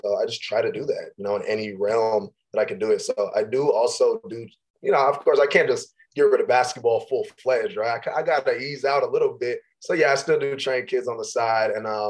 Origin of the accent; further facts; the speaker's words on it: Diamond Bar, California, United States; also born or lived in Idaho; I'm back here in my hometown of Diamond Bar, California. You know, I've been here my entire life, 24 years, quite a while.